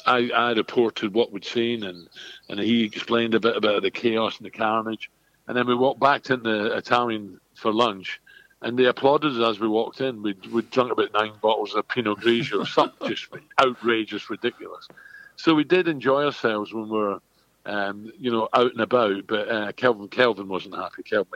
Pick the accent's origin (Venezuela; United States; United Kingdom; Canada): United Kingdom; Scotland; I'm Scottish.